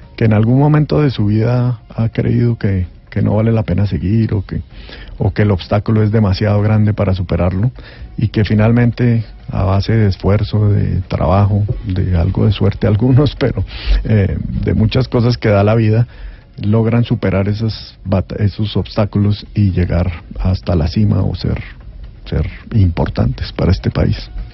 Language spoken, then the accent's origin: Spanish; Colombia; lo que somos los colombianos